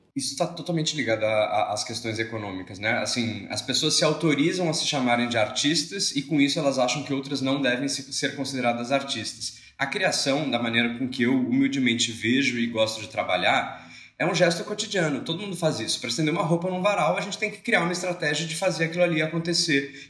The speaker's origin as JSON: {"language": "Portuguese", "region": "Rio Grande do Sul", "country": "Brazil", "moved": "yes", "lives_now": "Rio de Janeiro, Brazil", "said": "sou gaúcho, não sou aqui do Sudeste, apesar de morar no Rio de Janeiro"}